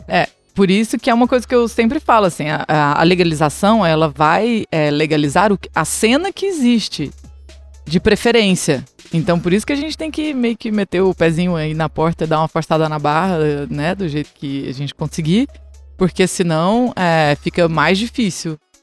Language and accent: Portuguese; Chapada dos Veadeiros, Goiás, Brazil; moved away as an adult; also born or lived in Brasília / Goiânia / Salvador, Brazil; now in Vancouver, Canada; sou da Chapada dos Veadeiros, em Goiás